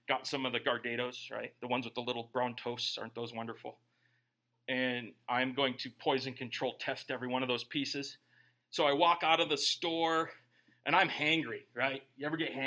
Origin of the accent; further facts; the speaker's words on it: United States; I love being an American.